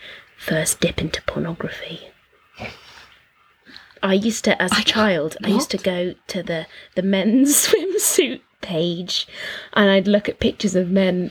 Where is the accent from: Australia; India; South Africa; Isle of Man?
Isle of Man; I grew up on the Isle of Man. There was very, very little going on.